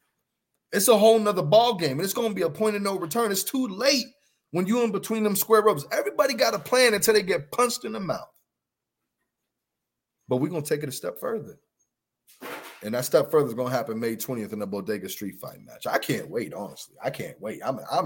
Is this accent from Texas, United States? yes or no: no; Pittsburgh, Pennsylvania, United States; my hometown of Pittsburgh